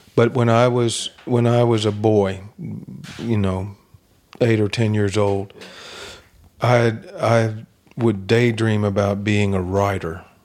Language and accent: English; Kentucky, United States; I'm from Kentucky